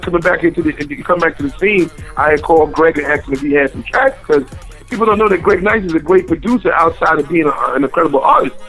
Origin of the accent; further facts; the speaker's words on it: New York City, New York, United States; I was born in the Bronx. I'm a Bronx, yeah. I'm a Bronx kid